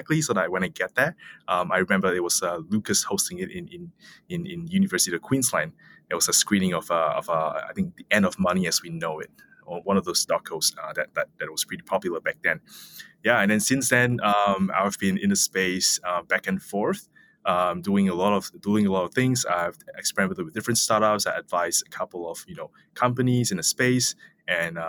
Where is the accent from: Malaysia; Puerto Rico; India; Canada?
Malaysia; I come from Malaysia